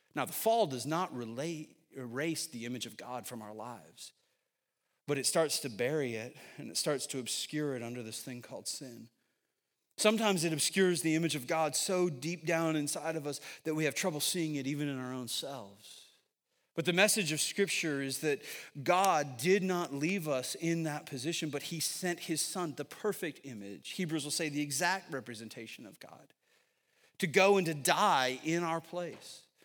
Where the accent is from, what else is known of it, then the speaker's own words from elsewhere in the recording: Syracuse, New York, United States; moved away as an adult; now in Northern Virginia, United States; I'm from Syracuse, New York